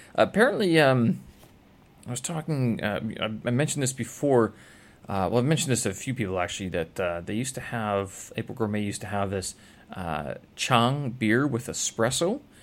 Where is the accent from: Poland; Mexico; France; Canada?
Canada; moved away as an adult; now in Beijing, China; I'm from Canada